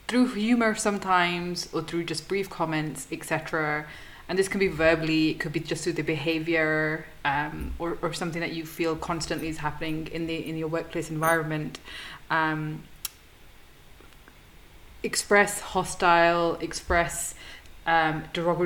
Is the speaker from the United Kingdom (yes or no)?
yes; the north of England, United Kingdom; now in London, United Kingdom; originally from the north, moved to London.